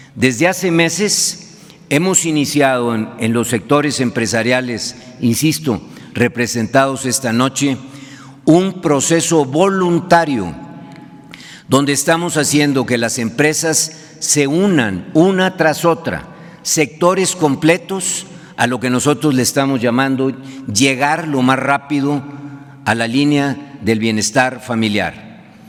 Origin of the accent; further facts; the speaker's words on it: Mexico; como mexicanos